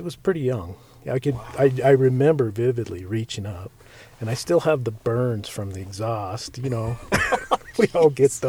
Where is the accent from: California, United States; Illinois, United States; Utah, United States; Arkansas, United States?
Utah, United States; also born or lived in Nevada / Mountain Home, Idaho / Montana / Phoenix; I'm 52, and basically I'm from here in Utah. My dad was in the Air Force when I was a kid, so we moved around a lot. Spent some time in Vegas, Mountain Home, Idaho, Montana, Phoenix, Germany, just lots of different places.